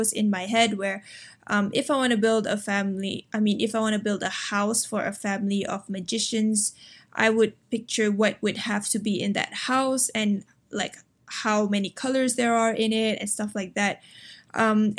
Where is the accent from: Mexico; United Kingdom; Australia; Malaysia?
Malaysia; I'm from Malaysia